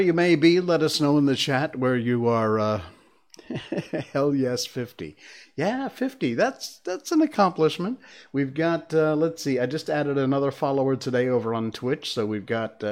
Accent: Connecticut, United States; moved away; we were born and bred in Connecticut, which is in the Northeast U.S.

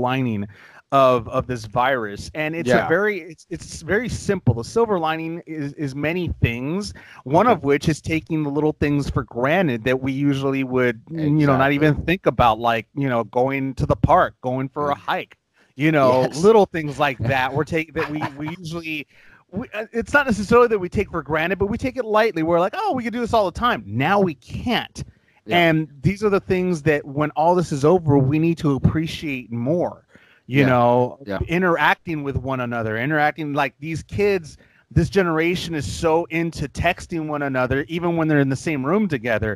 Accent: Los Angeles, California, United States; I was born and raised in Los Angeles

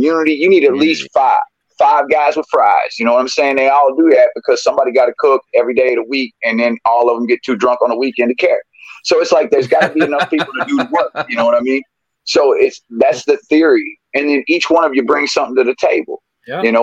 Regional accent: the South, United States; I'm from the South

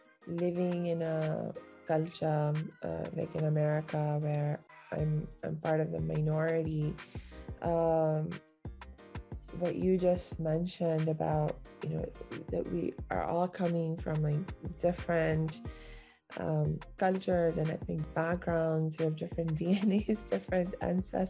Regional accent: India; our family has been based in India for the last 300-400 years

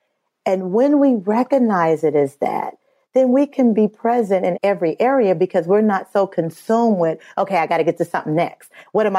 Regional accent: Midwest, United States; I'm from the Midwest

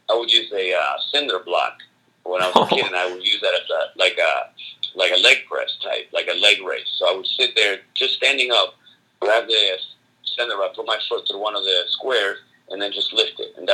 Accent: Argentina; I'm from Argentina, so the whole it was a whole uh, a whole uh, you know good luck combination

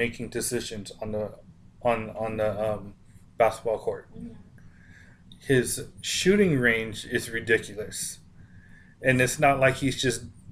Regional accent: San Francisco, California, United States; moved away as an adult; now in Las Vegas, United States; I was basically born and raised in San Francisco, Northern California

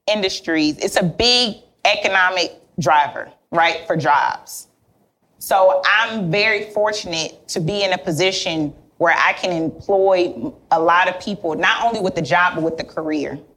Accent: Miami, Florida, United States; I'm here from Miami.

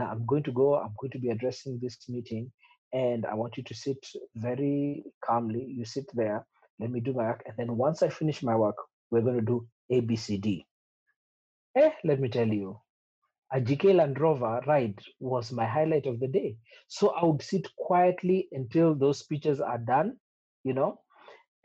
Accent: Kericho, Kericho County, Kenya; we grew up in Kericho

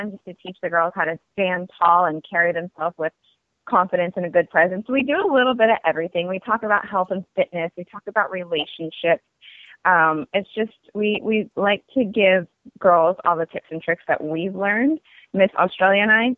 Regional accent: California, United States; born there; also born or lived in Germany / Hong Kong / Oregon / Washington; now in Los Angeles, United States; but I've lived all over. Germany, Hong Kong, California. Originally, I was born in California. Also, Oregon, Washington, and New York.

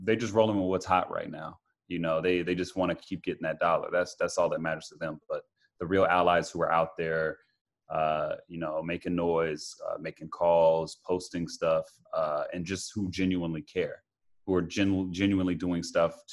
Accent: Atlanta, Georgia, United States; moved away as an adult; also born or lived in Las Vegas; now in California, United States; in my hometown of Atlanta

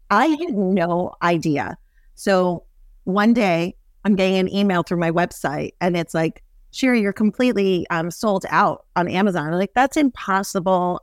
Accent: New York City, New York, United States; I grew up in Manhattan.

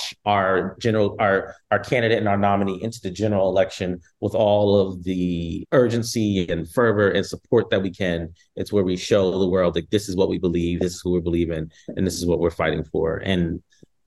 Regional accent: California, United States; I'm from East Coast and I'm from California

